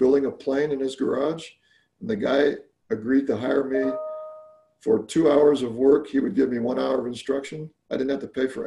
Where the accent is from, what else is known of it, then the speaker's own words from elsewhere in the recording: Alabama, United States; moved away; I actually grew up in Alabama of all places.